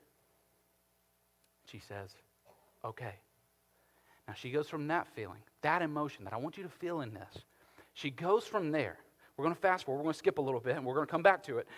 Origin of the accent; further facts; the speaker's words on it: Carrollton, United States; I'm from Carrollton